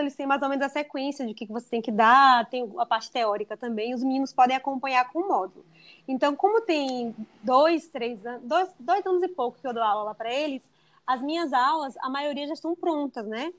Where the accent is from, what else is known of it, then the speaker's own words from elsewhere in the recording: Bahia, Brazil; also born or lived in United States; só que eu sou da Bahia